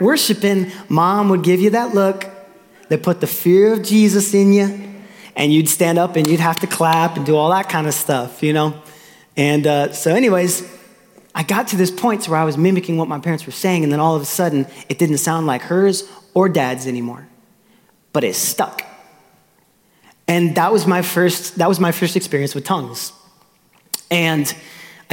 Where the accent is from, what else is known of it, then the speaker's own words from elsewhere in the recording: Austin, Texas, United States; also born or lived in Tulsa, Oklahoma; I was born in Tulsa, Oklahoma. My mom and dad were on staff at a church, Victory in Tulsa. And then in 2000, we moved to Austin, Texas. And so by this time, you know, I'm three